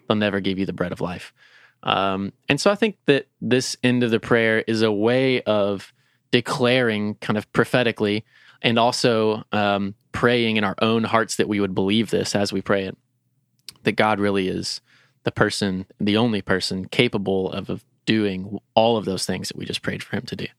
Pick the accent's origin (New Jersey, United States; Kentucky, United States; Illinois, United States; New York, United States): Kentucky, United States; Lexington; I'm a Lexingtonian, I'm a Kentuckian, I'm an American.